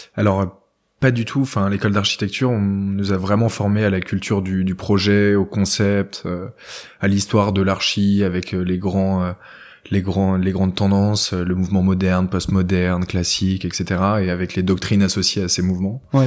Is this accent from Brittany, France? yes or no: yes; Argentré-du-Plessis, Brittany, France; je viens d'un village qui s'appelle Argentré-du-Plessis, qui est aux portes de Bretagne